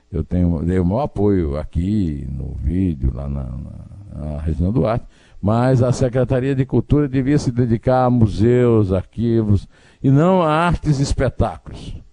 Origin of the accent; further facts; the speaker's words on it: Sertão, Brazil; porque eu sou obcecado por água, que eu sou sertanejo.